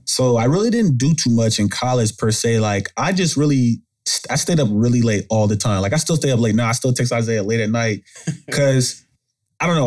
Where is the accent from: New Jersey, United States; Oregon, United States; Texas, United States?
Texas, United States; Arlington; But I'm from Arlington, Texas. I mean, come from the suburbs, Arlington, two parent household